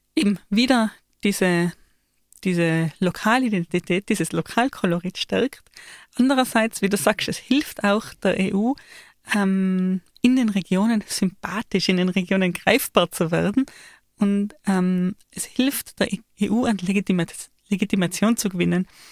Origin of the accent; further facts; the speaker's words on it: Austria; ich als Österreicherin